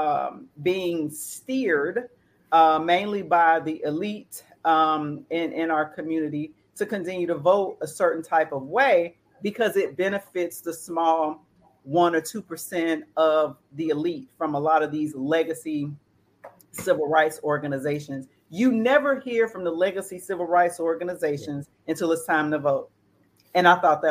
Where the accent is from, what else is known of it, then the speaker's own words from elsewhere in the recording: Selma, Alabama, United States; I grew up in Selma, Alabama